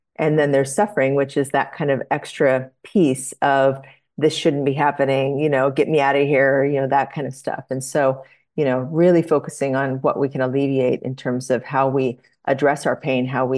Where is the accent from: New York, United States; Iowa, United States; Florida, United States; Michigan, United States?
Iowa, United States; born there; So I was born in Iowa.